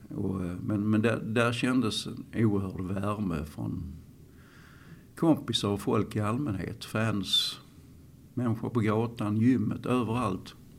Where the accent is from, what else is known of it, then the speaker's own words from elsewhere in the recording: Malmö, Skåne, Sweden; i Malmö överhuvudtaget. För att här är jag uppväxt.